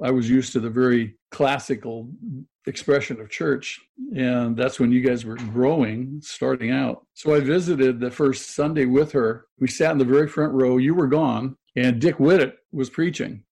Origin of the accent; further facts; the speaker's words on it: Manhattan Beach, California, United States; I grew up in Manhattan Beach, went to a Catholic school